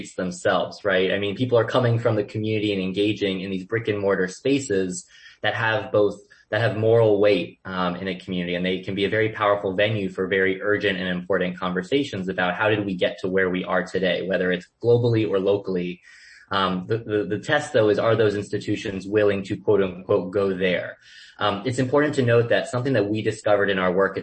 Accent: Boca Raton, Florida, United States; I grew up in Boca Raton, Florida

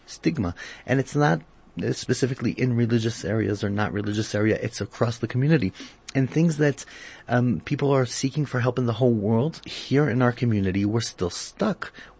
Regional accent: South Africa; I do get a feeling sometimes that our community as a South African community is a bit behind the world in that area.

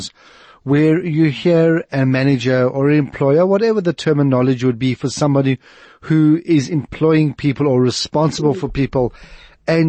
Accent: South Africa; accent: white South African; my perfectly white South African accent

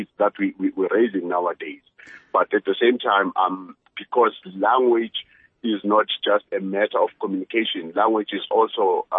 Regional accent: South Africa; first language zu; English is a second language; I grew up in a street where there were so many languages spoken. I'm very fluent in isiZulu, which is my native language.

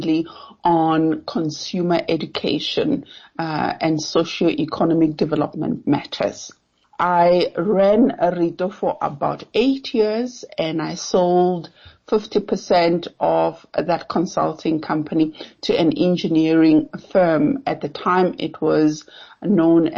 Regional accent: Giyani, Limpopo, South Africa; moved away as an adult; also born or lived in Cape Town; now in Johannesburg, South Africa; I come from Giani. Giani is a small town in Limpopo, former capital of Gazankulu. That's where my family is, and that's where I grew up

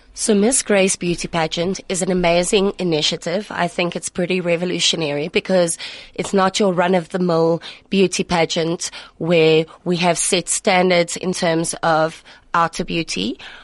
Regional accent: Pretoria, Gauteng, South Africa; in Pretoria. And this is my hometown

